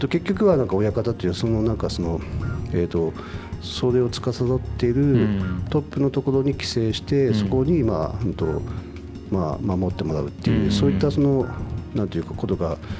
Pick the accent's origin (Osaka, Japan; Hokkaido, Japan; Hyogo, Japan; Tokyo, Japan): Hokkaido, Japan; Doto; now in Sapporo, Japan; 僕も道東出身で